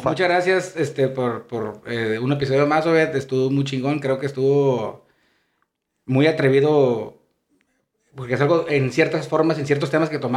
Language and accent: Spanish; Mexico; Por tabú, porque somos mexicanos.